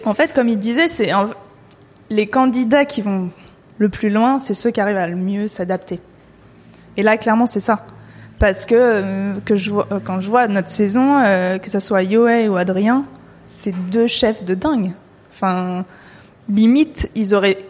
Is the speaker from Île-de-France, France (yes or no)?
yes; Paris suburbs, Île-de-France, France; je, viens de banlieue. Et même si je suis pas loin de Paris, euh, ça reste la campagne, là où je suis, enfin là où j'ai grandi